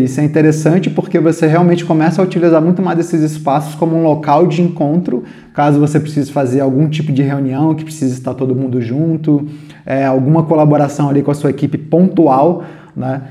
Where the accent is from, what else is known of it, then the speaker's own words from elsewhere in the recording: Brasília, Federal District, Brazil; a gente é de Brasília, eu pelo menos sou de Brasília